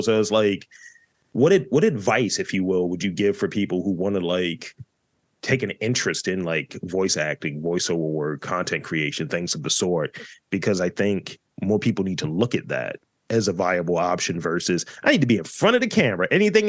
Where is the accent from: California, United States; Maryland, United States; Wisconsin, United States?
Maryland, United States; Baltimore; And I was looking for the Baltimore one because, you know, I'm from Baltimore and I'm told that I don't have one.